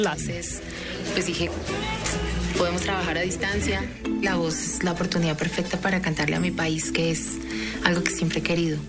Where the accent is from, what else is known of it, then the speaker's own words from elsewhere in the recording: Bogotá, Colombia; moved away as an adult; also born or lived in United States; De Bogotá